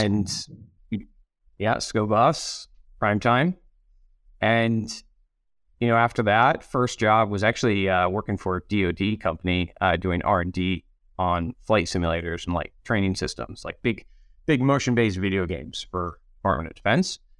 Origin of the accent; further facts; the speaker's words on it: Rochester, New York, United States; also born or lived in Aberdeen / West Africa; now in Denver, United States; upstate New York, just outside of Rochester